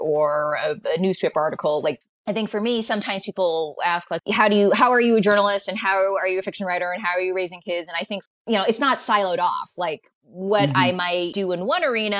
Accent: United States; born or raised there

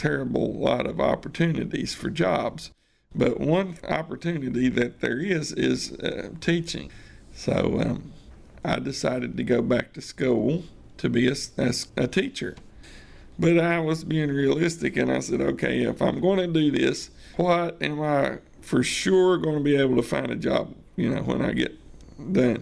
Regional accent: Fries, Virginia, United States; It's a little hole in the road in Virginia. And he said, where? I said, well, it's a little place called Freeze.

